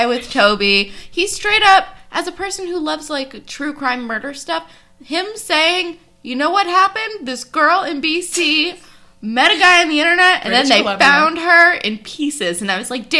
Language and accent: English; East Coast, United States; I am Jewish and from the East Coast